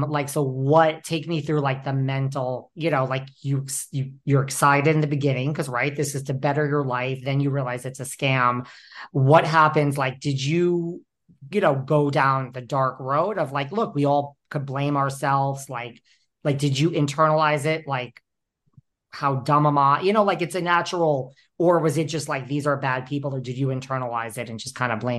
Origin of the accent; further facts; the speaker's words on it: New York, United States; I'm a New Yorker.